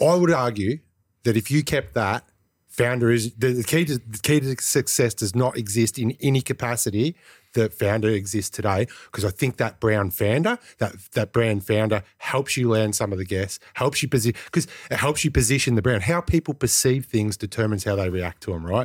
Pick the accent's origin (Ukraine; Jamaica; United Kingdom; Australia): Australia; Greensborough, Victoria; I grew up in Greensboro as well